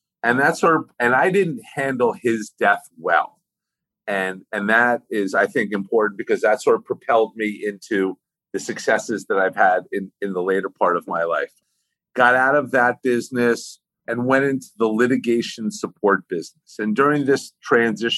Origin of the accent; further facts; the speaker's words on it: West Orange, New Jersey, United States; I grew up in Northern New Jersey, in West Orange, New Jersey